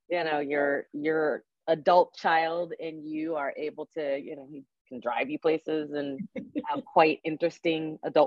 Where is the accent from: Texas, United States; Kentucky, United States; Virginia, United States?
Virginia, United States; Fairfax County; also born or lived in Arlington, Virginia / Annandale, Virginia / Alexandria, Virginia / Charlottesville, Virginia; I grew up in the Washington, D.C. area on the Virginia, they call it the DMV. I grew up on the Virginia side. So yeah, right outside of D.C., Fairfax County.